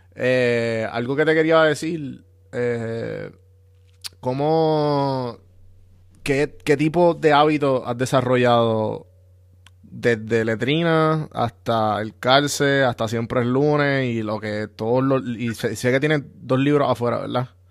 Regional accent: Puerto Rico; yo soy de San Juan, Guaynabo, Caguas, por esa área

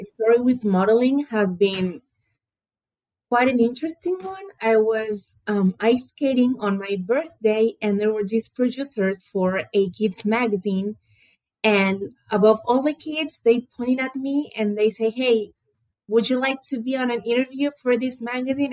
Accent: Buenos Aires, Argentina; I was born and raised in Buenos Aires, Argentina

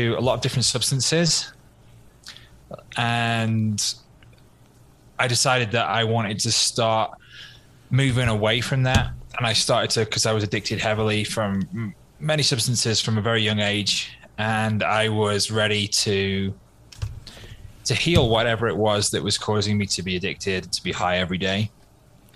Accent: Wales, United Kingdom; moved away; I'm from the Wales in the UK originally

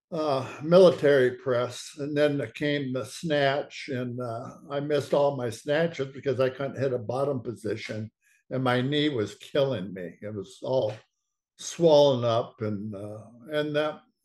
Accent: Portland, Oregon, United States; I grew up in Portland, Oregon.

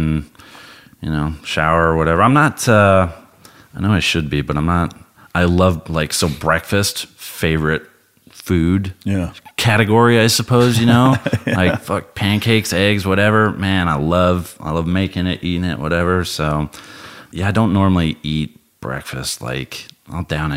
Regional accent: Colorado, United States; moved away as an adult; also born or lived in Imperial Beach, California; growing up in Colorado

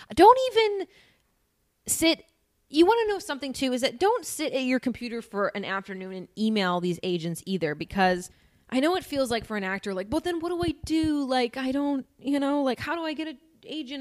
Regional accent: northwest suburbs of Chicago, Northern Illinois, United States; I'm from Illinois, like, Northern Illinois

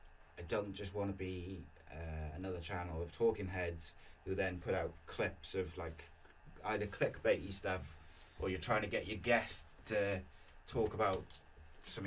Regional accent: Welsh, Wales, United Kingdom; being Welsh

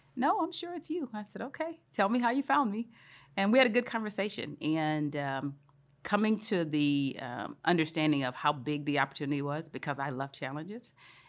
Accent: Louisiana, United States; moved away as an adult; also born or lived in Milwaukee / Switzerland / London / Arkansas; I grew up in Louisiana.

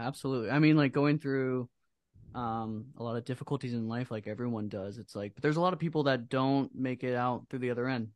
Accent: Iowa, United States; we're from Iowa

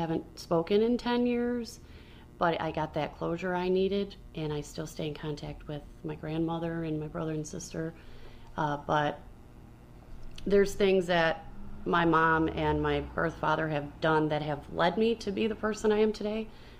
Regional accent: Chicago, Illinois, United States; now in Aurora, United States; Like, we are transplanted from Chicago. We have Chicago roots and all that. But, like, I have really taken Aurora as, like, this is where we are.

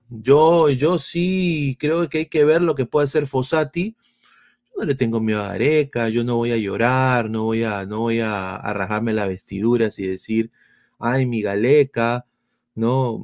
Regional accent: Peru; esa es mi tierra, así es mi Perú

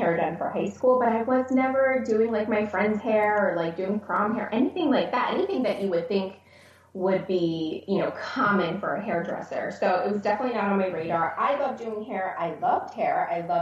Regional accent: Philadelphia, Pennsylvania, United States; also born or lived in Richmond, Virginia / Israel; eventually settled in like Northeast Philly, which is primarily where my childhood, you know, where I was raised

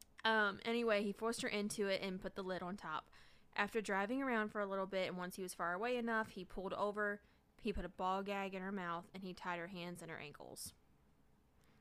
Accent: the South, United States; accent: southern; I sound like cornbread and fiddles when I talk

